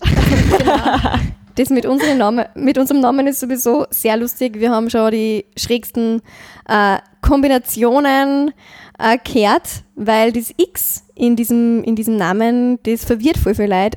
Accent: St. Ulrich im Mühlkreis, Upper Austria, Austria; accent: Mühlviertler Dialekt; now in Linz, Austria; bei uns im Mühlviertel

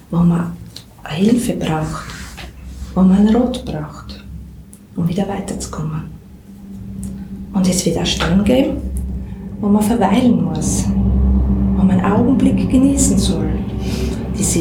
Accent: Styria, Austria; accent: Styrian; Wir sagen ja da, wir sind ja keine Burgenländer, wir sagen ja da, wir reden sturmsteirisch.

